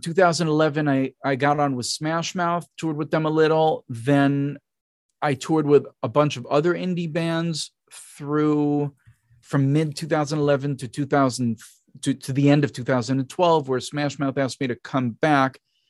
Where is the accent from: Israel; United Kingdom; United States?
Israel; I'm from Israel. There were right. a lot of street cats there.